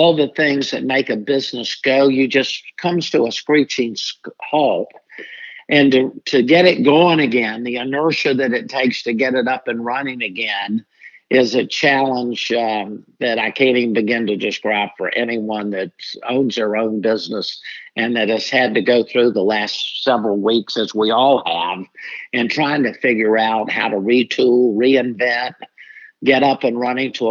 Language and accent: English; Jacksonville, Florida, United States; I'm born and raised in Jacksonville